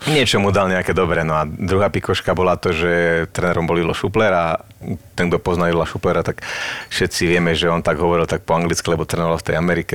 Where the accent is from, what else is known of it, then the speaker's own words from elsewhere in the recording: Prievidza, Trenčín Region, Slovakia; moved away as an adult; doma v Prievidzi